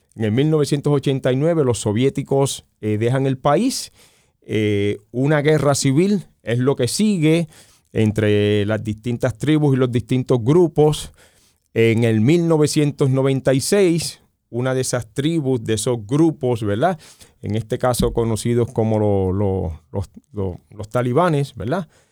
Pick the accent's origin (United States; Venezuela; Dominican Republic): United States; nosotros como nación norteamericana